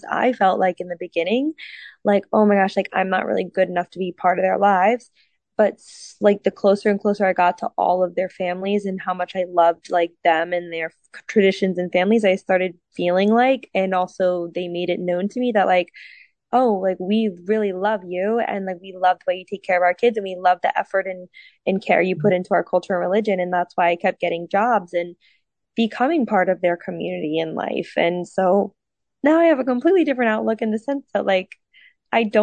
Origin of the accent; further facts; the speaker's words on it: Florida, United States; I'm from Florida